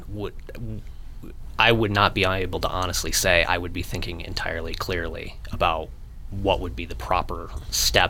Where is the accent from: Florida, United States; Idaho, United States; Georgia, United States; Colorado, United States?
Colorado, United States; Monument; also born or lived in Virginia; I was born in Colorado Springs. I grew up in Monument, graduated high school at Lewis Palmer in 2008